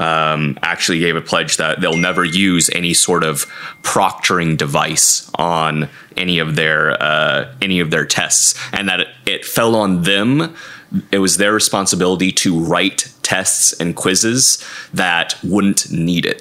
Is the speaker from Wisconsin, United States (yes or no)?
yes; Wisconsin, United States; I'm from Wisconsin